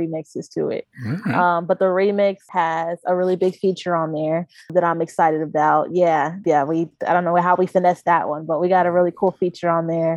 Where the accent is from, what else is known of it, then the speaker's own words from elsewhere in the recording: Knoxville, Tennessee, United States; He's a really cool director that I grew up with in Knoxville